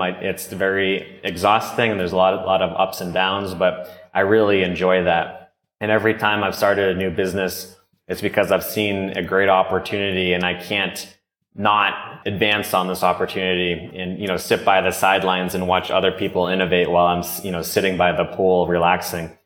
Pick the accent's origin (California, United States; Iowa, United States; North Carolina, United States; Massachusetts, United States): Massachusetts, United States; Norwell; moved away as an adult; also born or lived in Bogota, Colombia / Los Angeles / San Francisco; I grew up in uh, south of Boston, Massachusetts, about 20 minutes south in a town called Norwell